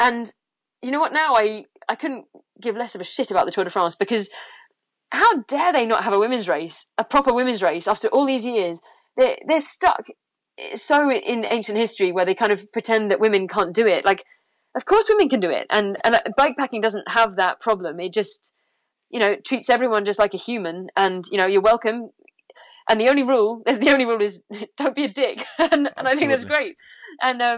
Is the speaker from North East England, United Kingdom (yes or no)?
no; London, United Kingdom; moved away; I was born in London and I hate it.